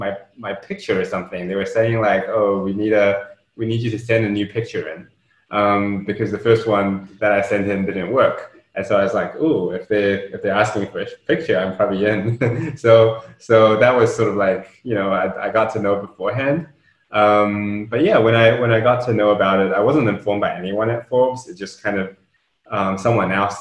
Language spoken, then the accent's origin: English; New Zealand; also born or lived in Shenzhen, China; I was born over there. I grew up in New Zealand.